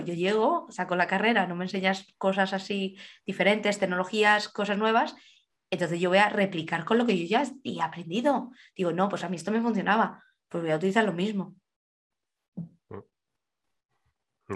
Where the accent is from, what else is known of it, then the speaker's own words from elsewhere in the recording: Alcalá, Spain; moved away; en España me acuerdo, en Alcalá, de donde soy yo